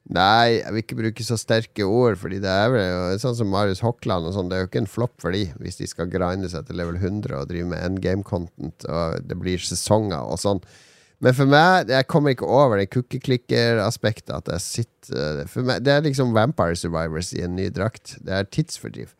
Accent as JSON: {"language": "Norwegian", "town": "Harstad", "region": "Troms", "country": "Norway", "tie": "born or raised there", "said": "hjemme i Harstad"}